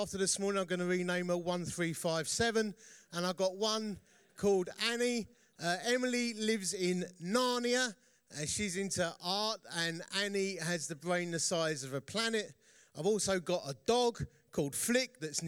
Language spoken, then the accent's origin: English; Essex, East of England, United Kingdom; accent: Essex; I come, as you can tell from my accent, from Essex